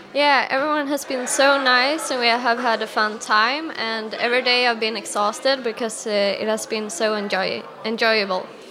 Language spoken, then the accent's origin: English; Vietnam; English is a second language; now in France; I'm from Vietnam.